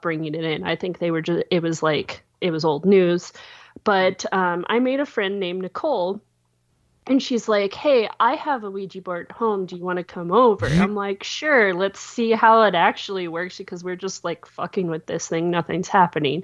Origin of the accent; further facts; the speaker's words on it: Montana, United States; also born or lived in California / Twin Bridges, Montana / Silver Star, Montana; I am from Montana. So I have been living here for, I think we moved up here when I was 9 or 10